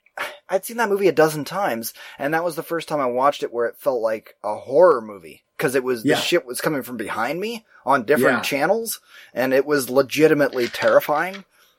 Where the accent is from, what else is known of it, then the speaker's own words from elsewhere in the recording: United States; We are so American and white.